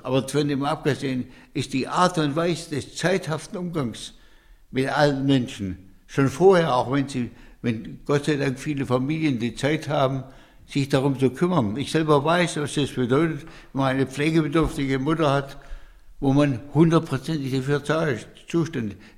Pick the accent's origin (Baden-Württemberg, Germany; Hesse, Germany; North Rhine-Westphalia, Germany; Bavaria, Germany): Baden-Württemberg, Germany; Hohenlohe; die Bauernhöfe im Hohenloge, wo ich groß geworden bin